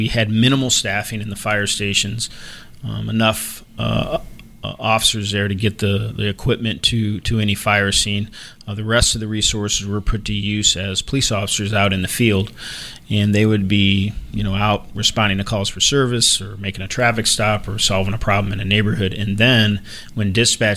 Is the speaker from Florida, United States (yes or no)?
yes; Naples, Florida, United States; moved away as an adult; also born or lived in Fort Wayne, Indiana / Cape Coral, Florida; now in Savannah, United States; I grew up in South Florida, down in Naples, Florida, and spent almost my entire adolescence down there